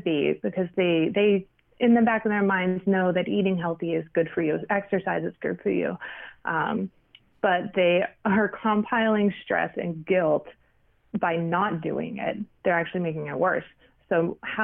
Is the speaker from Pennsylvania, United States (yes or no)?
yes; Pittsburgh, Pennsylvania, United States; moved away as an adult; now in New York City, United States; I'm from Pittsburgh. I was born and raised in Pittsburgh